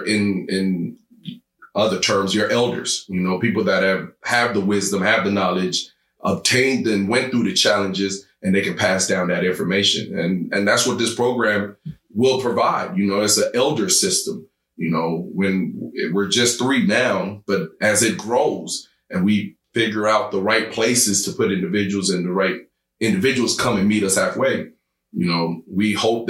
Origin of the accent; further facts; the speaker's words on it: Uganda; Okay, and I'm from Uganda.